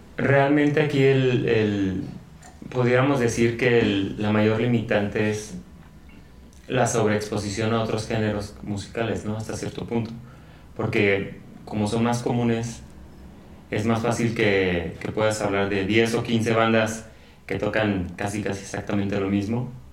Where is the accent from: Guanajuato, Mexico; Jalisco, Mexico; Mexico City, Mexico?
Guanajuato, Mexico; León; now in San Francisco del Rincón, Mexico; yo no soy originario de aquí de, San, Pancho, yo soy de León